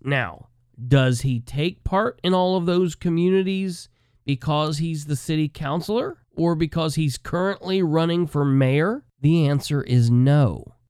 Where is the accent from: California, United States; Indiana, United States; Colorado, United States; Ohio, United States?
Indiana, United States; Muncie; I grew up in the Muncie City, Delaware County political scene